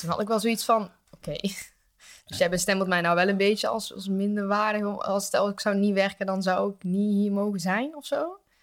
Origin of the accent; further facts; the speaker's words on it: Geldrop, North Brabant, Netherlands; ik kom uit Gelderop, een dorpje in de buurt van Eindhoven